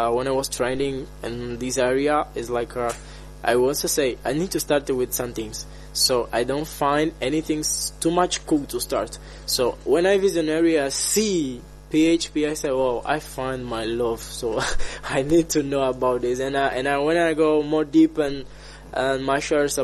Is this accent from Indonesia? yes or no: no; Angola; from Angola